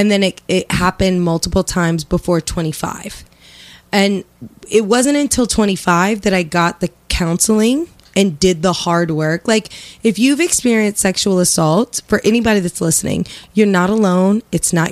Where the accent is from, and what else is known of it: Lafayette, Indiana, United States; born or raised there; moved away